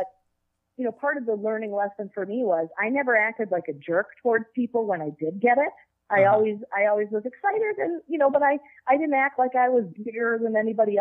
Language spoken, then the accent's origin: English; Minnesota, United States; I grew up in Minnesota